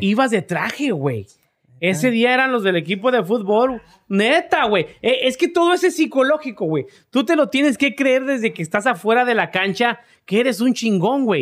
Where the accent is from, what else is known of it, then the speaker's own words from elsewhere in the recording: Tamaulipas, Mexico; moved away; Tamaulipas, de donde soy yo